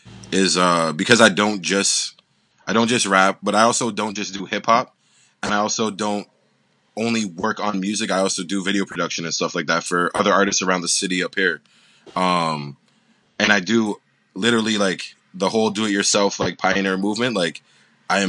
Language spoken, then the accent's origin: English; Toronto, Ontario, Canada; I'm from Toronto, Ontario, Canada.